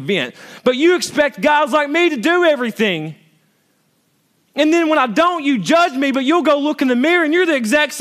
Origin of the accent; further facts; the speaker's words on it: United States; I grew up in Hunter's Trail, literally just like 200 yards that way or 100 yards